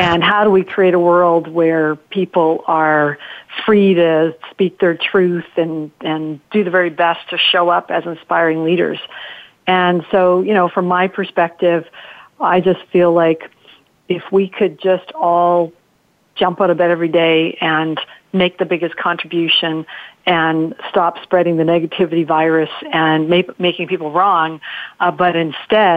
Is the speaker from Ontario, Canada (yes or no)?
yes; Welland, Ontario, Canada; first language Italian; English is a second language; moved away as an adult; also born or lived in New Zealand; now in Vancouver, Canada; I grew up in a little town called Welland, Ontario, near Niagara Falls. And I grew up in a strict Italian Catholic family in a very small Italian community. In fact, that was my first language